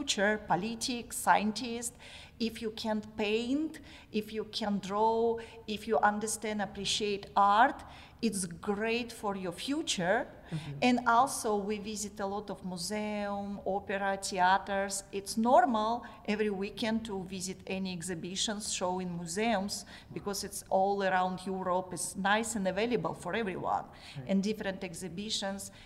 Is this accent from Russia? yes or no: yes; Russia; English is a second language; moved away as an adult; now in Bryan, United States; I was born in Russia. Mm-hmm. Very small scientist city.